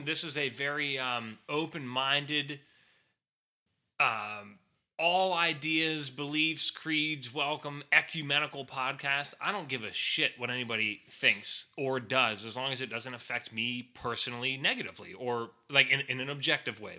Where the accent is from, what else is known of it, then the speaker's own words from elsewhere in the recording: United States; I'm an American.